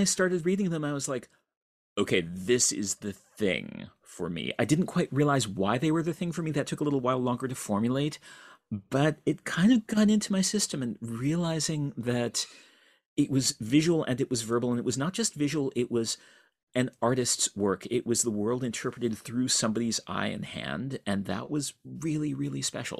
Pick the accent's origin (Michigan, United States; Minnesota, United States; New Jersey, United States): Michigan, United States; East Lansing; I grew up in East Lansing, Michigan, where fortunately I had access through my dad, who was a professor at Michigan State